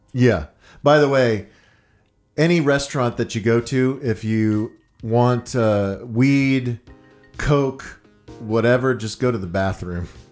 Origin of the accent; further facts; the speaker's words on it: Dallas, Texas, United States; I'm from Dallas.